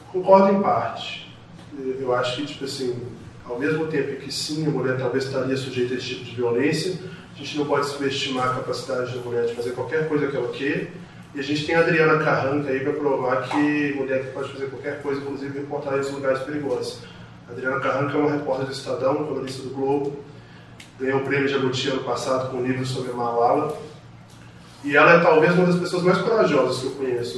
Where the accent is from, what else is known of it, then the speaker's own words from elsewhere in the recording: Brazil; como brasileiro